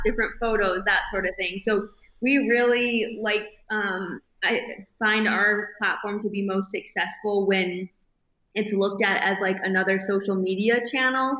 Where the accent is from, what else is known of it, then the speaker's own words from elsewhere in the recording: northern Michigan, United States; moved away as an adult; now in Bozeman, United States; growing up in northern Michigan, we did all of the the outdoor things